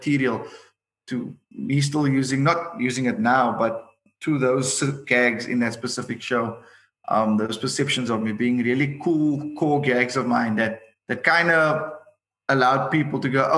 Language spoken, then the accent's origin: English; Cape Town, Western Cape, South Africa; I'm from Retreat